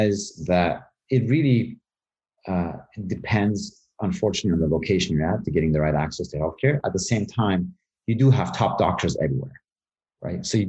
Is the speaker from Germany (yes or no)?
yes; Germany; also born or lived in Tehran, Iran / Knoxville, United States; I was born in Tehran. I was quite young, almost a baby, and where we decided to move to Germany.